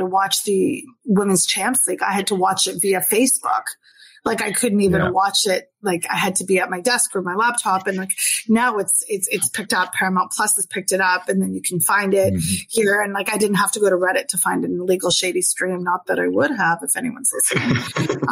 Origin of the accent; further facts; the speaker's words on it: Halifax, Nova Scotia, Canada; moved away; I'm from Halifax originally